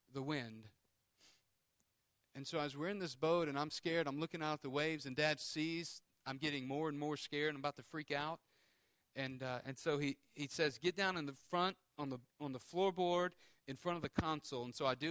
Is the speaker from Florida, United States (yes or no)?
no; Houma, Louisiana, United States; I grew up in Houma, and we had a small boat.